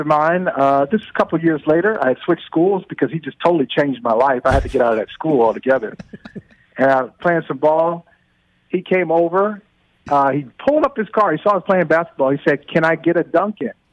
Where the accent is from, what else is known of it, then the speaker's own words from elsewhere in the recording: Akron, Ohio, United States; I grew up in Akron, Ohio